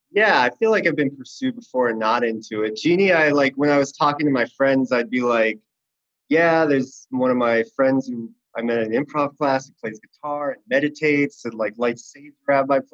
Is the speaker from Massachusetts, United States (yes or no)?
yes; Boston, Massachusetts, United States; moved away as an adult; now in Los Angeles, United States; I'm from Boston, Massachusetts originally, but I've lived in LA for like 15 years